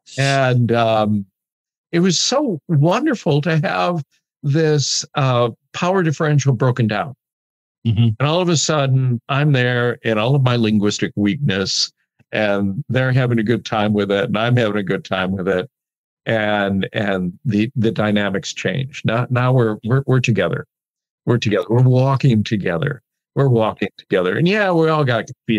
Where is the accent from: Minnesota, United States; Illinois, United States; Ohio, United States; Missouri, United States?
Illinois, United States; Chicago; moved away; I'm a Chicago boy, and I've learned Spanish